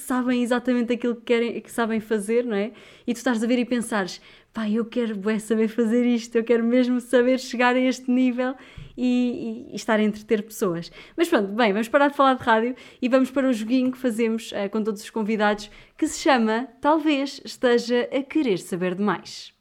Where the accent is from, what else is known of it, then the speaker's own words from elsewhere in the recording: Viseu, Portugal; Eu sou de Viseu